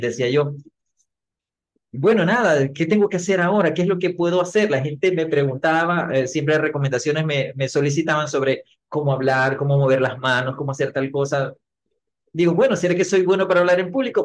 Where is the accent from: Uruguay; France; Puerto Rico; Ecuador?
Ecuador; mi país Ecuador